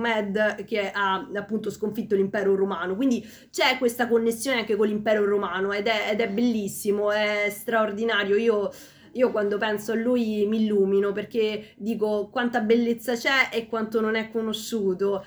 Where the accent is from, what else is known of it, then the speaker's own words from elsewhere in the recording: Peru; now in Italy; io vengo dal Perù quindi una terra lontana